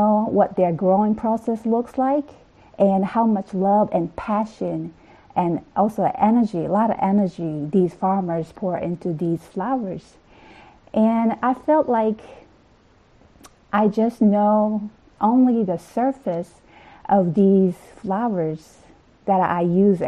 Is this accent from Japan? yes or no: yes; Okinawa, Japan; moved away as an adult; now in United States; I am from Okinawa, the southern island of Japan